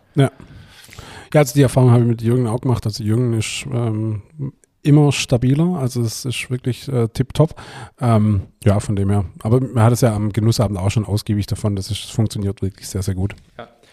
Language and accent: German; Swabia, Baden-Württemberg, Germany; als Schwabe kennt man es als Geselz.